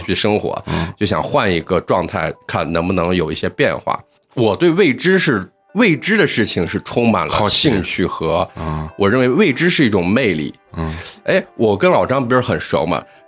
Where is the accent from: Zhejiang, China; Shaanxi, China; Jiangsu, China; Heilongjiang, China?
Shaanxi, China; Xi'an; moved away as an adult; now in Shanghai, China; 我是西安本地土生土长的西安人，但是现在在上海务工